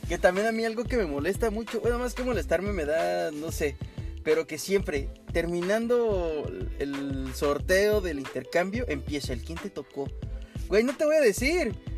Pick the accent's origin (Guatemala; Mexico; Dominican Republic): Mexico; now in Canada; como mexicanos